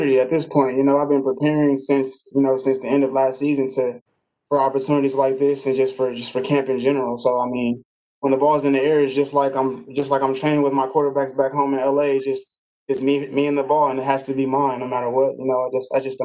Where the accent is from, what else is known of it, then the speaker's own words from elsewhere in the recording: Los Angeles area, California, United States; growing up in the Los Angeles area